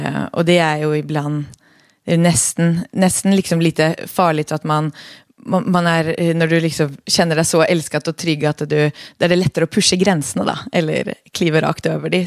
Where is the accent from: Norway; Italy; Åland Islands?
Norway; Oslo; accent: Norwegian-sounding dialect; Swedish is a second language; now in Sweden; jag är då född och uppväxt i Oslo i Norge